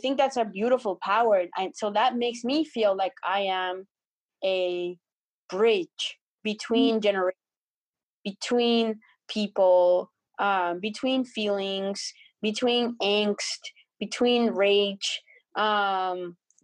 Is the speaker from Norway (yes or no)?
no; Colombia; English is a second language; now in Canada; when I was growing up in Colombia